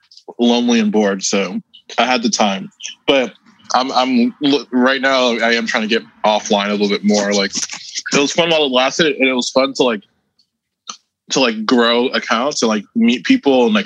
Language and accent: English; New York, United States; And I come from New York where people like walk around on the street with masks on